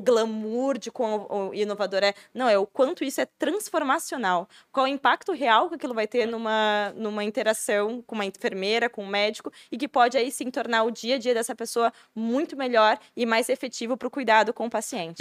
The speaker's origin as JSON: {"language": "Portuguese", "town": "Curitiba", "region": "Paraná", "country": "Brazil", "moved": "as an adult", "lives_now": "Blumenau, Brazil", "said": "Eu sou de Curitiba."}